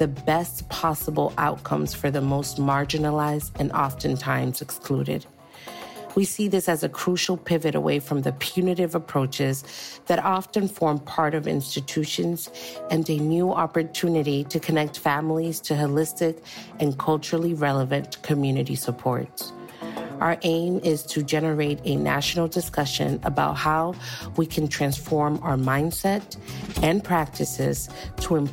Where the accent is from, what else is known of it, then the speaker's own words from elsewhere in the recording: New York City, New York, United States; first language Spanish; English is a second language; when I was born in Harlem, but my family for a really long time lived in Washington Heights, which is uptown Manhattan